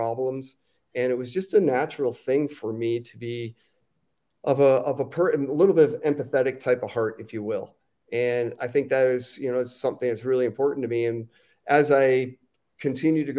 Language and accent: English; Chicago, Illinois, United States; I grew up in Chicago